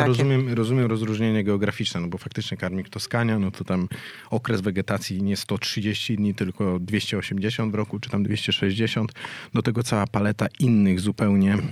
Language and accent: Polish; Warsaw, Masovian Voivodeship, Poland; jestem warszawianką z urodzenia.